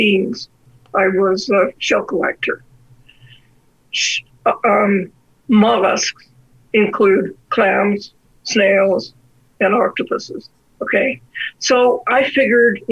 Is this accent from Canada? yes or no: yes; Victoria, British Columbia, Canada; now in Alberta, Canada; I grew up in Victoria